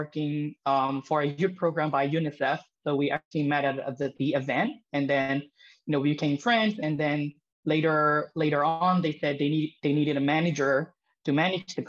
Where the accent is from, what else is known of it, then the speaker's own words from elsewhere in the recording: Myanmar; I'm from Myanmar. It's a country in Southeast Asia.